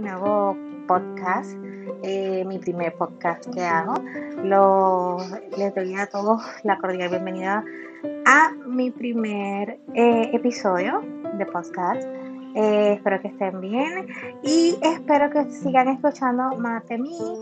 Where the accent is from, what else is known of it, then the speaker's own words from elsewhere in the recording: Carolina, Puerto Rico; soy de Carolina, Puerto Rico